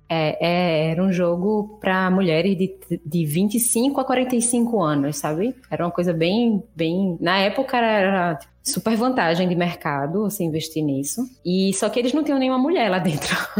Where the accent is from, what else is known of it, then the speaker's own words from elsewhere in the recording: Recife, Pernambuco, Brazil; eu sou de Recife